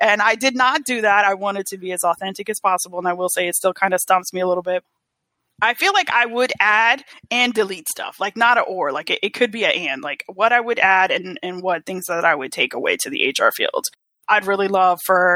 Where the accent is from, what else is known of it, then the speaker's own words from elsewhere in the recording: New York City, New York, United States; also born or lived in South Florida; now in Atlanta, United States; I'm from the Bronx originally